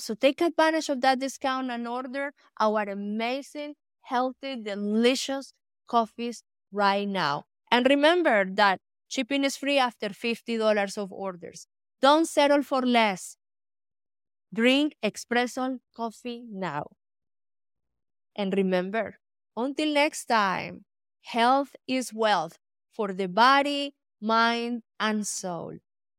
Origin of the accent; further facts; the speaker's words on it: Colombia; I grew up in Colombia. My father was a co-founder of the farmers co-ops for the coffee industry.